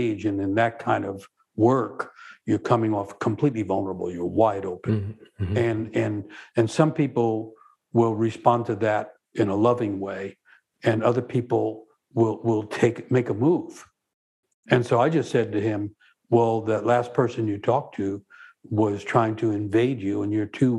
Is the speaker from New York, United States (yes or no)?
yes; New York, United States; growing up in New York